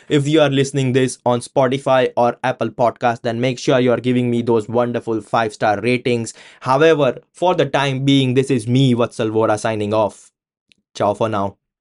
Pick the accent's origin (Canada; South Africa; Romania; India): India; now in United Kingdom; being an Indian living in the UK